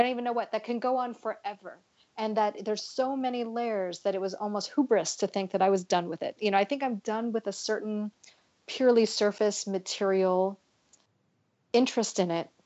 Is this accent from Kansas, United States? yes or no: no; California, United States; I grew up in California